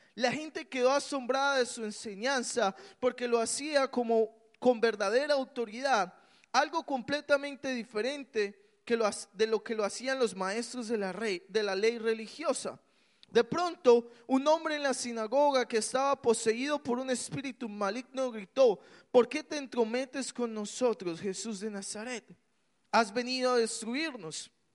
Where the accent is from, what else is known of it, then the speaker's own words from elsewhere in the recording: Colombia; yo crecí en Colombia